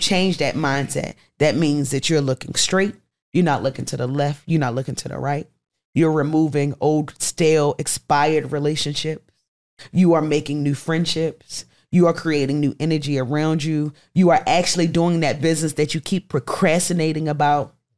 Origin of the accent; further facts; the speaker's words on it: Baltimore, Maryland, United States; moved away as an adult; now in Atlanta, United States; Baltimore, my hometown.